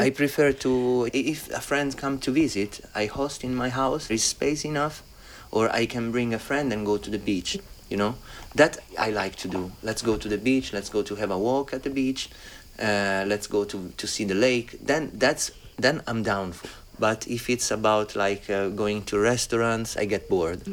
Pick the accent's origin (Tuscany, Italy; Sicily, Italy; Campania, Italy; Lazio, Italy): Lazio, Italy; Rome; also born or lived in Berlin, Germany; I've been like growing up in Rome, which is beautiful by itself